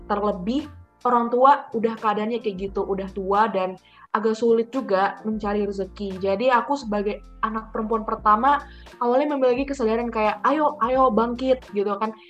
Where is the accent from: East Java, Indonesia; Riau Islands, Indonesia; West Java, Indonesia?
West Java, Indonesia; Bandung; now in Oxford, United Kingdom; uh, aku asalnya dari Bandung